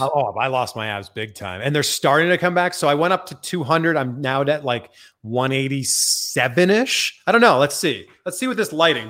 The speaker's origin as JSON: {"language": "English", "country": "Canada", "moved": "yes", "lives_now": "United States", "said": "I'm from Canada"}